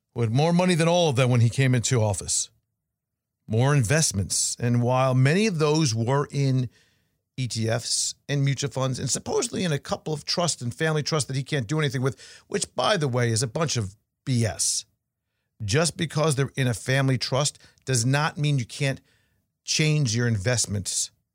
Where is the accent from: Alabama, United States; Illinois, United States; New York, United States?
New York, United States; now in Florida, United States; Growing up in New York